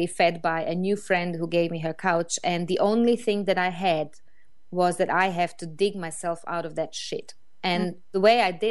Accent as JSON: {"language": "English", "country": "Croatia", "second_language": "English", "moved": "as an adult", "lives_now": "London, United Kingdom", "said": "I moved from Croatia, where I come originally from, to London, which is a huge city"}